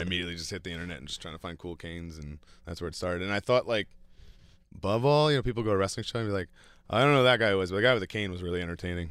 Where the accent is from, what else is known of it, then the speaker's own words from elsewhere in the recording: New York, United States; my hometown arena in front of, like, my wife